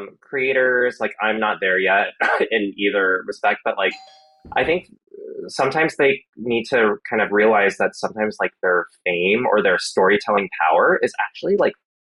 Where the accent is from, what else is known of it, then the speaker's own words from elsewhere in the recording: Atlanta, Georgia, United States; I've also been working on this adult novel that's kind of all about me growing up in Atlanta, Georgia.